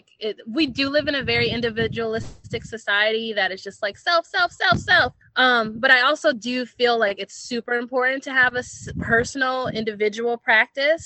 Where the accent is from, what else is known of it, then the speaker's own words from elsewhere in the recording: Minneapolis, Minnesota, United States; moved away; I'm originally from Minneapolis and I come from a community of like a lot of community organizers